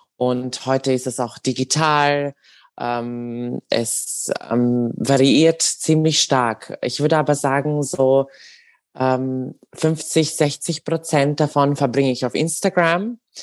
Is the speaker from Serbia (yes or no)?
yes; Serbia; now in Austria; ich bin äh, in Serbien geboren und aufgewachsen.